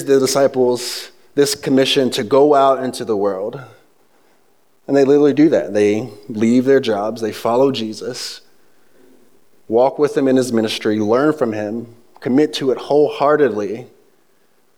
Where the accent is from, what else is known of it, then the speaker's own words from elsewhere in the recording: the South, United States; moved away; also born or lived in the North (US); I'm from the South, I grew up in the city, so there's nothing Southern about me, but being raised south of the Mason-Dixon line, as I moved up north, some of the vocabulary kind of slipped into mine.